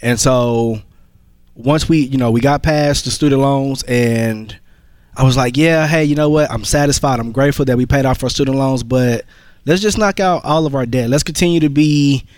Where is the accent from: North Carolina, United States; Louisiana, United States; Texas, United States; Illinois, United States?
Texas, United States; Fort Worth; Fort Worth, Texas.